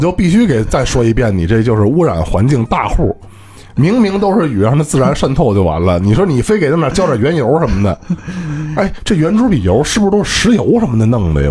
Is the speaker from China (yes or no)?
yes; Beijing, China; 我小时候在北京可没住平房啊，我小时候就是楼房了